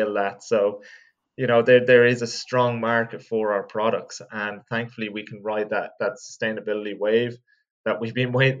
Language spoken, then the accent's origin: English; Longford, County Longford, Ireland; moved away as an adult; also born or lived in Carlow; now in Dublin, Ireland; I'm from Longford, and I've been living in Dublin for about the last 5 or 6 years